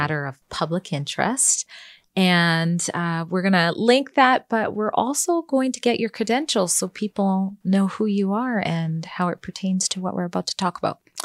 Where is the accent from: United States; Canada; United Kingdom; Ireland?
Canada; also born or lived in British Columbia; our country, Canada